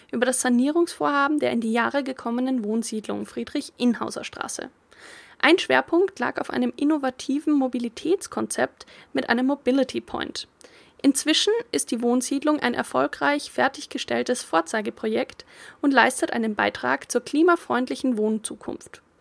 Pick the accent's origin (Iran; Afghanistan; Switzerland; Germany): Iran; German is a second language; now in Austria; Es ist wunderschön hier, es ist wunderbar und ich komme aus dem Persien und hier Leben ist so einfach. Ich danke auch von Österreich.